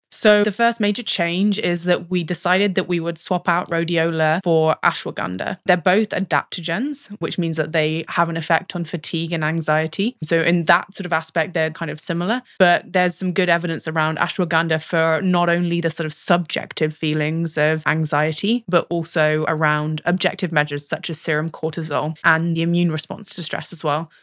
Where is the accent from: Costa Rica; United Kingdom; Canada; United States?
United Kingdom; accent: British; I have a British accent